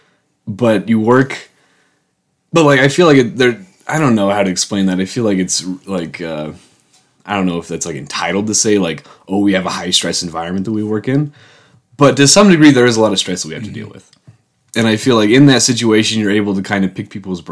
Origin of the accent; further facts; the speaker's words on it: Wyoming, United States; moved away as an adult; I grew up in Wyoming my entire life till I was 18. I lived in Wyoming.